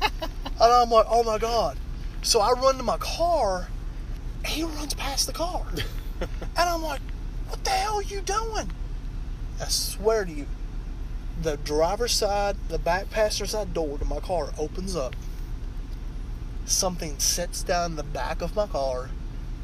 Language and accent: English; Virginia, United States; born or raised there